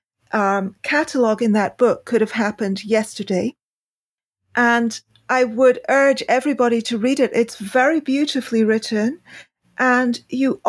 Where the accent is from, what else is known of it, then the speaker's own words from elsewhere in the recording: United Kingdom; I'm British